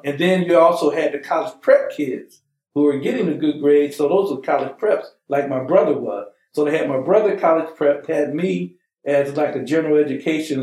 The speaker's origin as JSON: {"language": "English", "town": "Huntsville", "region": "Alabama", "country": "United States", "tie": "born or raised there", "moved": "yes", "lives_now": "Michigan, United States", "said": "I was born in Huntsville, Alabama"}